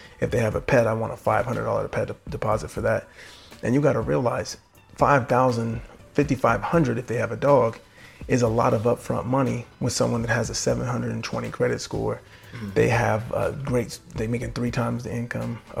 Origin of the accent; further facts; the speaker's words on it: Corona, California, United States; moved away as an adult; also born or lived in Washington, D.C. area; I'm from Corona, so it's not like I'm from like Baldwin Hills or something in California